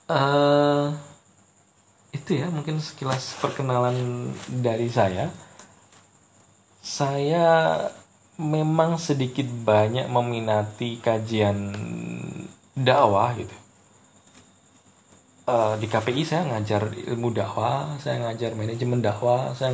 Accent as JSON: {"language": "Indonesian", "town": "Ponorogo", "region": "East Java", "country": "Indonesia", "tie": "born there", "said": "Saya kelahiran Ponorogo 20 Maret 1990."}